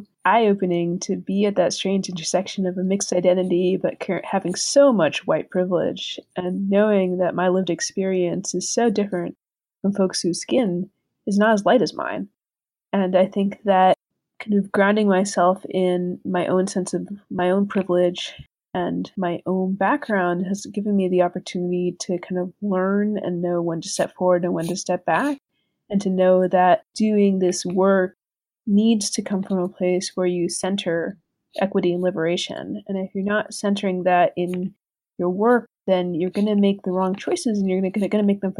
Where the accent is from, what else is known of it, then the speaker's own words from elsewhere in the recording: Puerto Rico; moved away; Growing up in Puerto Rico, mixed